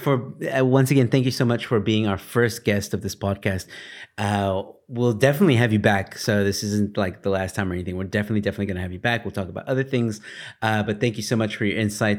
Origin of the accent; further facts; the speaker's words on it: United States; now in South Africa; I'm American, for those of you who don't know. Um, living in South Africa